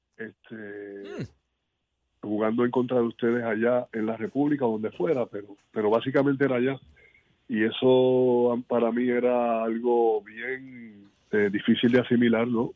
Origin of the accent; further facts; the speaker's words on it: Puerto Rico; yo como puertorriqueño